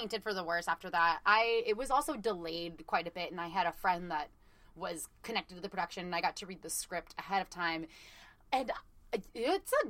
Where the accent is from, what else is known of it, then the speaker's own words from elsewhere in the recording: Burbank, California, United States; Growing up in Burbank